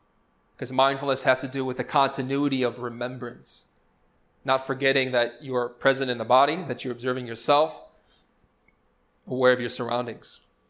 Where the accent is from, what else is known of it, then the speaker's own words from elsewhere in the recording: Chicago, Illinois, United States; How did I end up in Spain? I'm from Chicago.